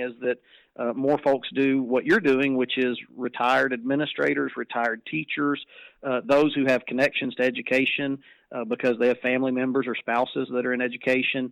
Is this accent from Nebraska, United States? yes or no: no; Texas, United States; it was my hometown